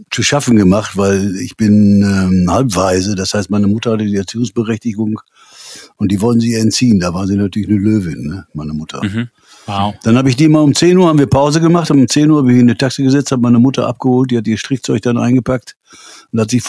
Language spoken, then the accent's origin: German; Münster, North Rhine-Westphalia, Germany; B54 ist so, äh, ich komme aus Münster, das B54.